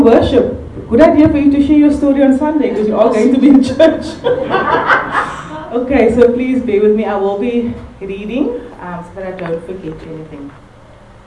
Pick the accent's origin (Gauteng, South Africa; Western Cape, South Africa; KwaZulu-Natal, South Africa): Western Cape, South Africa; Cape Town; also born or lived in Bergvliet; growing up in Malunga Park, Guguletu, Gugs as they know it